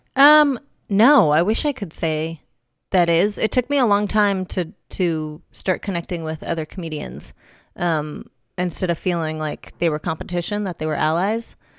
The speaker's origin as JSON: {"language": "English", "town": "Los Angeles", "region": "California", "country": "United States", "said": "my mom's from, from L A as well. Born and raised."}